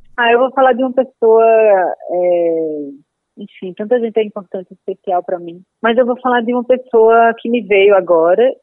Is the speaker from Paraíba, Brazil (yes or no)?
yes; Paraíba, Brazil; moved away as an adult; now in São Paulo, Brazil; quando eu existia na Paraíba, eu era uma pessoa, né, que Sim. nasci, estava lá na Paraíba